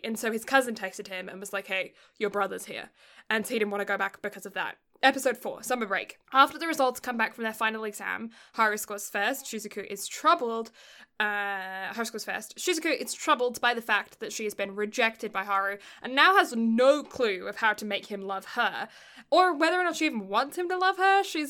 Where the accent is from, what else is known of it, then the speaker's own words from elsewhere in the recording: England, United Kingdom; I grew up in a house where I'm like, I'm English, you know, like, I don't have that level, that same chivalry thing isn't in my brain.